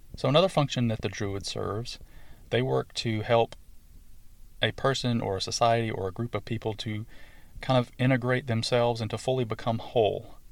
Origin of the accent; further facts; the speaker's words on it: the South, United States; accent: southern; my southern accent and my southern twang